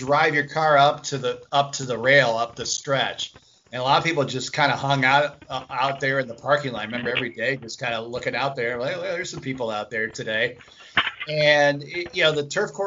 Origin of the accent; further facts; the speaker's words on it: Chicago, Illinois, United States; moved away; I grew up in Chicago